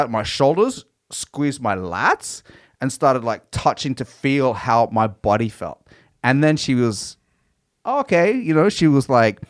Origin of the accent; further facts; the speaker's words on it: Australia; But she didn't even know I was from Australia.